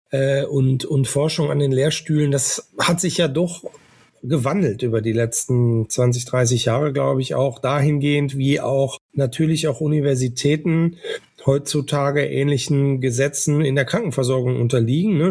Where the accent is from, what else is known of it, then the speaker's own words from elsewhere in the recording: Northern Germany, Germany; Ich bin ja ein Norddeutscher